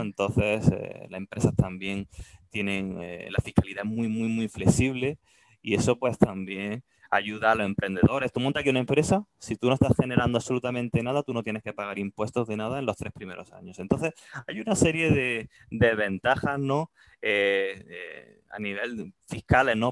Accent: Andalusia, Spain; accent: Andalusian, very closed; moved away as an adult; also born or lived in Japan; now in Singapore; los andaluces como yo, que tengo un acento muy cerrado

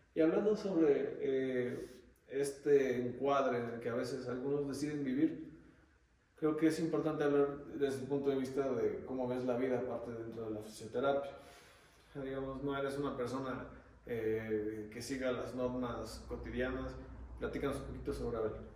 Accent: Xalapa, Veracruz, Mexico; yo soy de Jalapa

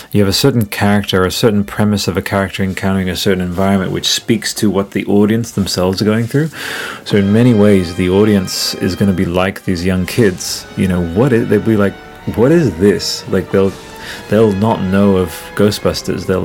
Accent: Italy; now in Australia; I remember reading that in like 2001 when we came from Italy to Australia.

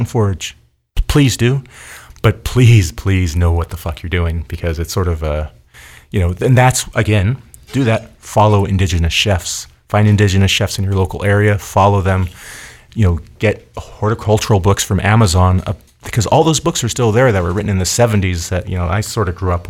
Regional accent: Pacific Northwest, United States; I come from the Pacific Northwest. I grew up, you know, getting mushrooms out of the woods every year.

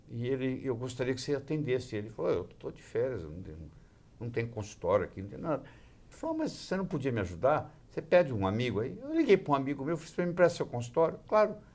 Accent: Juiz de Fora, Minas Gerais, Brazil; É, eu sou mineiro. Eu nasci em Juiz de Fora, eu nasci no dia 6 de julho de 1945, ao meio-dia em ponto.

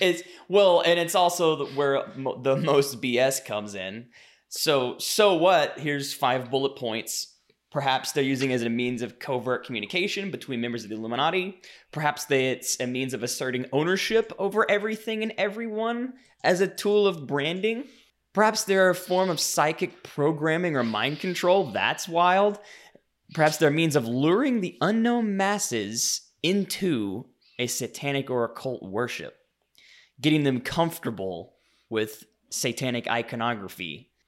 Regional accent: Louisiana, United States; I grew up in Louisiana

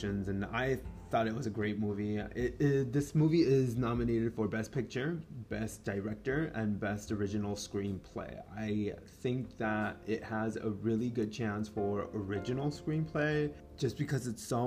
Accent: Mexico; first language Spanish; English is a second language; English is not my first language. Soy mexicano, so yo aprendí primero español

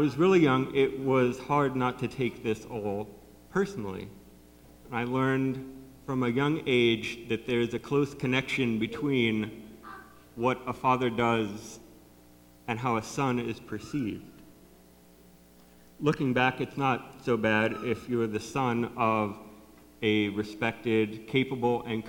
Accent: North Canton, Ohio, United States; When I was growing up, my dad was the city engineer for the city of North Canton, which is my hometown

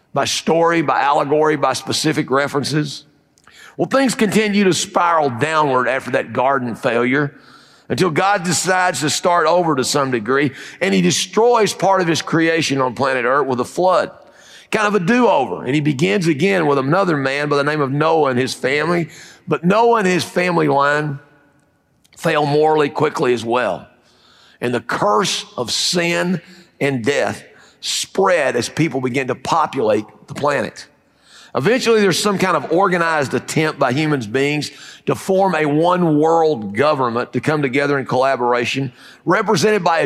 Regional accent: Fayetteville, United States; I'm from Fayetteville

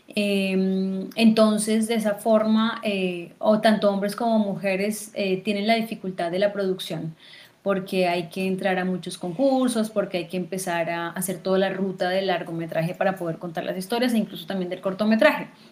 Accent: Fusagasugá, Cundinamarca, Colombia; moved away as an adult; also born or lived in Argentina; vine a Fusagasugá, que es mi pueblo natal

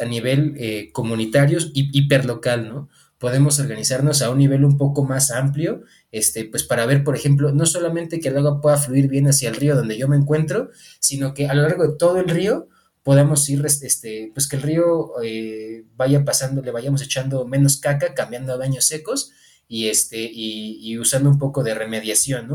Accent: Mexico; also born or lived in Morelia; soy parte de esta comunidad que somos ciudadanos, ciudadanas mexicanas

